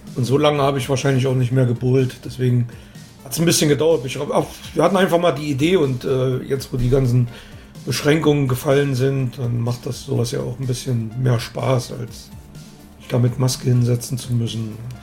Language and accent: German; East Germany, Germany; ich bin ja da sowieso ein bisschen als Ossi